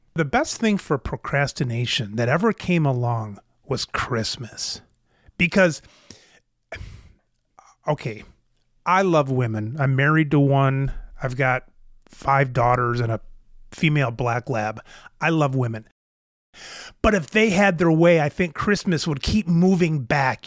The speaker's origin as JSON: {"language": "English", "country": "United States", "said": "as an American male"}